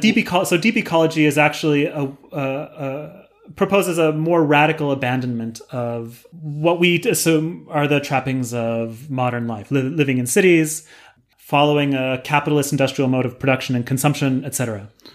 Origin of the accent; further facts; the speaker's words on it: San Diego, California, United States; I grew up in San Diego in California.